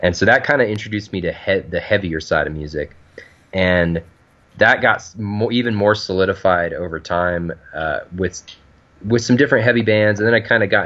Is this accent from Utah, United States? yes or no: yes; Provo, Utah, United States; I'm from Provo, Utah.